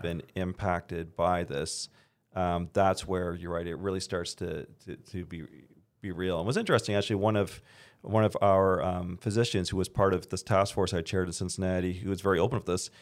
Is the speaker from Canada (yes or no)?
yes; Canada; now in United States; I'm originally from Canada. I'm a dual citizen